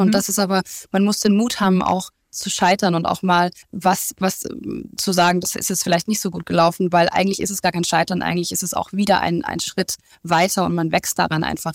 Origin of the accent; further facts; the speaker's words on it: Stuttgart, Baden-Württemberg, Germany; in meiner Heimat in Stuttgart